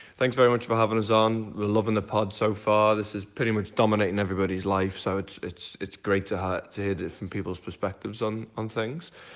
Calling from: Melbourne, Victoria, Australia; we're calling from Melbourne in Australia

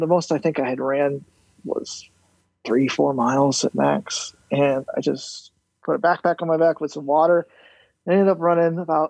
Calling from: Orlando, Florida, United States; Well, as the handle states … in Orlando.

